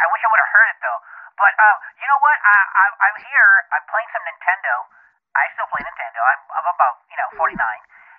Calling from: Fontana, California, United States; I'm calling from Fontana.

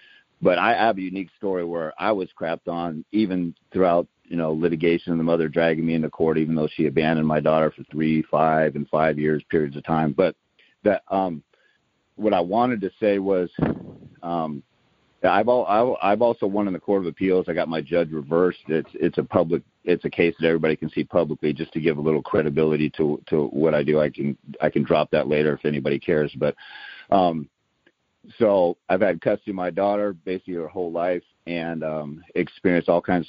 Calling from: Tacoma, Washington, United States; I'm calling from the Tacoma, Washington area.

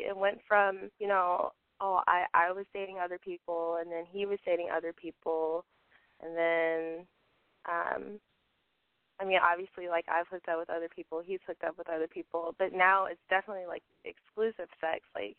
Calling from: Chicago, Illinois, United States; I'm calling from Chicago. I'm 24. Well, I'm 23.

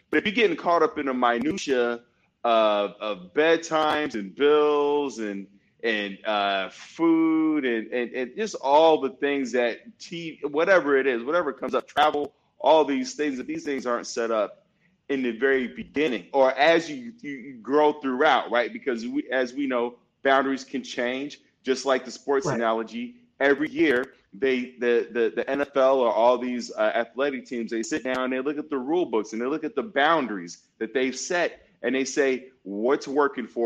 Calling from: Loreto, Baja California Sur, Mexico; Uh, I'm in Loreto, Mexico. Um, it's like 90 minutes south of San Diego uh, by by uh, flight, by plane.

